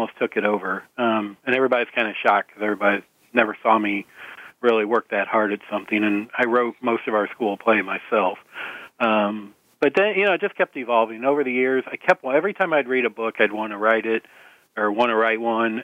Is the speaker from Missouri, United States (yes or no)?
yes; St. Louis, Missouri, United States; I'm from St. Louis, and we grew up in Missouri